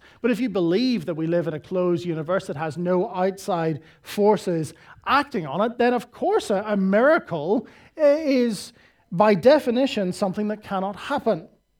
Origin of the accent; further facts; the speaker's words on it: Northern Ireland, United Kingdom; I come from Northern Ireland, which is the home and epicenter of miserable Christians.